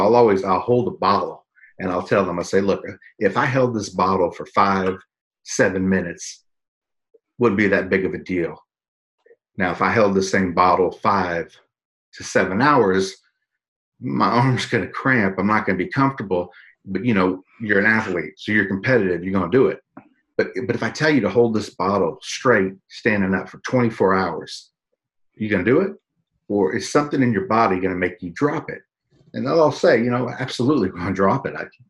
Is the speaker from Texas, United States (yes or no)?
yes; San Antonio, Texas, United States; My hometown right here.